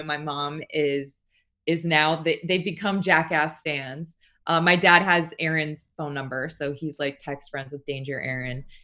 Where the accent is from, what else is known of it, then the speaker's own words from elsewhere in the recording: Las Vegas, Nevada, United States; I'm from Las Vegas